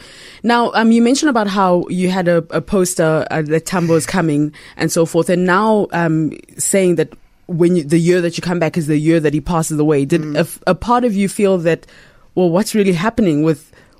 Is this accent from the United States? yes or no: no; Uganda; I'm from Uganda